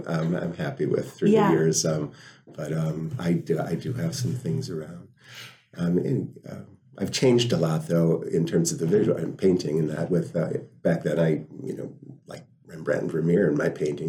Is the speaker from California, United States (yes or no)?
no; Appleton, Wisconsin, United States; also born or lived in North Carolina / Holland; I grew up in Appleton